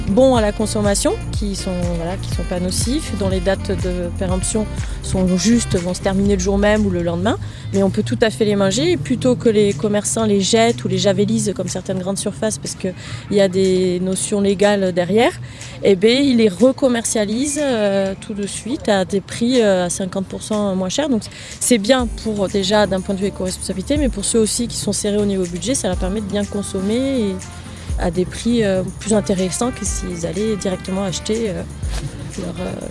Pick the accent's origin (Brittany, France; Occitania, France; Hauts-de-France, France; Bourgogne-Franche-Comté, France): Hauts-de-France, France; Bah, déjà, on vient du Nord, du coup, on mange beaucoup de fromage.